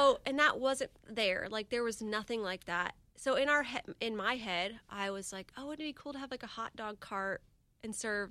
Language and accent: English; Jacksonville Beach, Florida, United States; also born or lived in Denver, Colorado; I grew up in Jack's Beach.